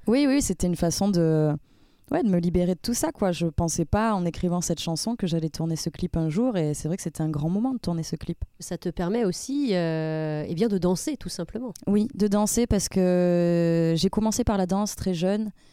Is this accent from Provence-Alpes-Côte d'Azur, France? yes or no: yes; Avignon, Provence-Alpes-Côte d'Azur, France; first language French; now in Paris, France; je viens du sud